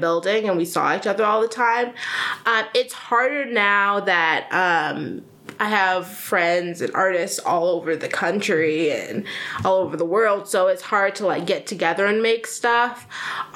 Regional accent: Chicago, Illinois, United States; also born or lived in Granville, Ohio; I grew up here. I'm from Chicago

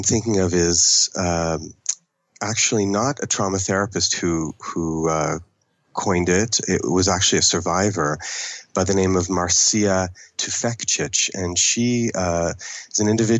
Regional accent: Toronto, Ontario, Canada; first language English; I grew up in Toronto for the American, it's really the Anglophone part of Canada

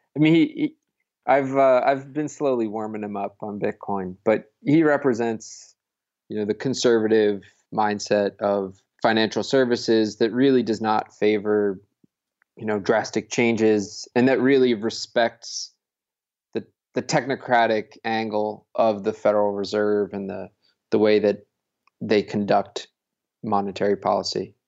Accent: Connecticut, United States; So, I'm from, I'm from Connecticut.

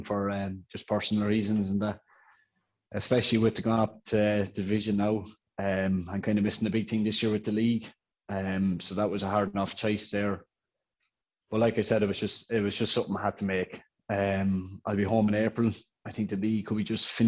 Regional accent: County Offaly, Ireland; I'm a corporal in the Defence Forces, and I'm from Bracknah in County Offaly

